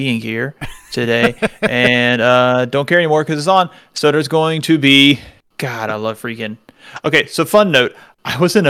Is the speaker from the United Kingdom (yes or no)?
yes; United Kingdom; I'm the Brit of this podcast